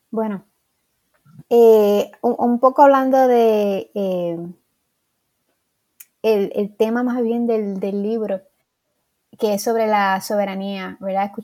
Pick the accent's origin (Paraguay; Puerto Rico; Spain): Puerto Rico; el pitirre nos representa a nosotros como puertorriqueños.